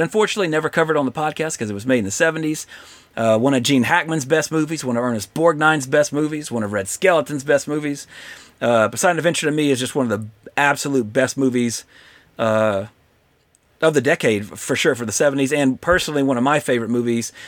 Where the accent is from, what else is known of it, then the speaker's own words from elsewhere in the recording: Louisiana, United States; moved away; I'm from Louisiana.